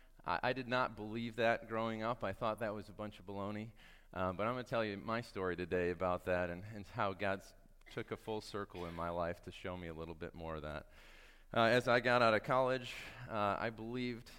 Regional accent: Michigan, United States; I grew up in Michigan

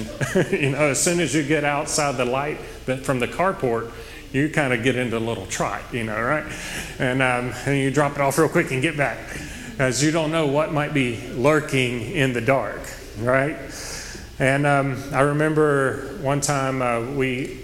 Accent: Oak Grove, United States; I grew up in Oak Grove, and it's a rural community

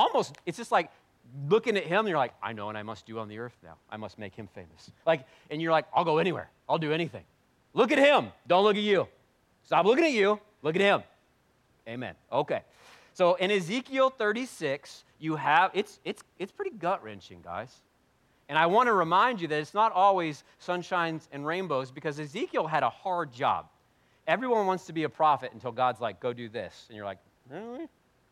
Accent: United States; we're very American, pretty white

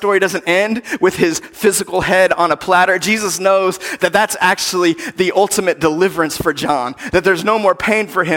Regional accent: United States; as American Christians

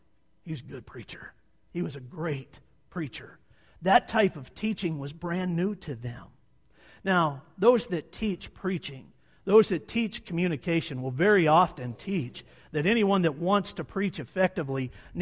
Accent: Montana, United States; we're from Montana

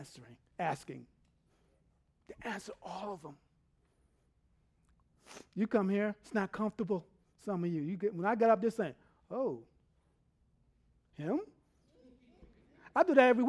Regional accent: New York City, New York, United States; now in Texas, United States; I grew up in New York City.

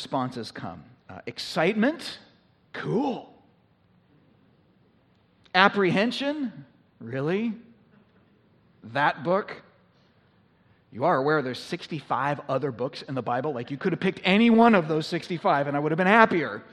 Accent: United States; we have been a little bit less of a minority in our society over the course of our nation's history

